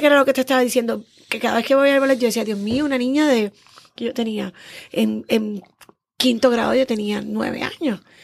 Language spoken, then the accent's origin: Spanish; San Juan, Puerto Rico; Soy criada y nacida en el Viejo San Juan. Juanera.